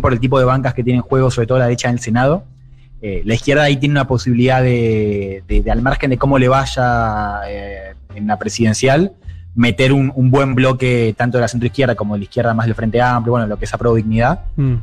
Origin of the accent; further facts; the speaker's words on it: Argentina; now in Chile; Yo soy periodista argentina